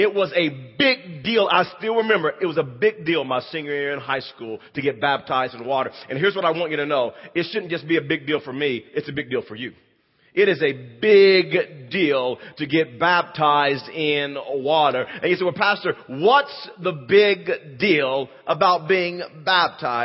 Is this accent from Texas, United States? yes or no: no; Wewoka, Oklahoma, United States; I grew up there in Wewoka, Oklahoma